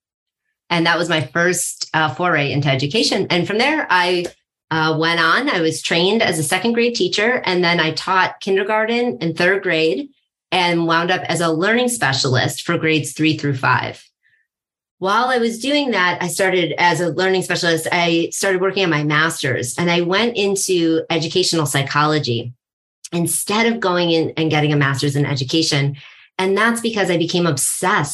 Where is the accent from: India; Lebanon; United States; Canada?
United States; East Coast; moved away as an adult; also born or lived in Colorado; now in New York, United States; I'm from the East Coast, but I was out in Colorado.